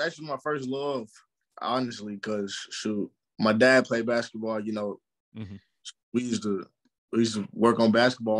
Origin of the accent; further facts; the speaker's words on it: St. Louis, Missouri, United States; being grown up in St. Louis really built me.